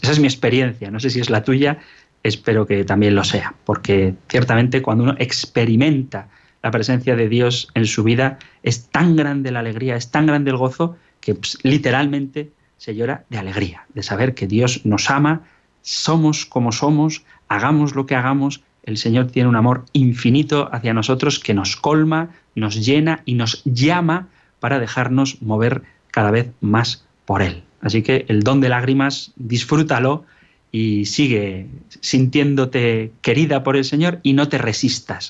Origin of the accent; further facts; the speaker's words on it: Basque Country, Spain; a mi tierra natal, al País Vasco